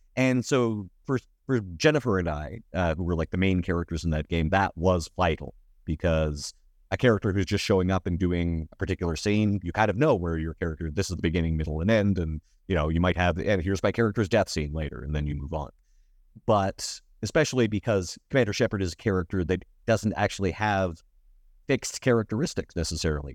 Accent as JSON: {"language": "English", "town": "Sedgwick", "region": "Alberta", "country": "Canada", "tie": "born or raised there", "moved": "yes", "lives_now": "Edmonton, Canada", "said": "a nerdy kid growing up in Sedgwick"}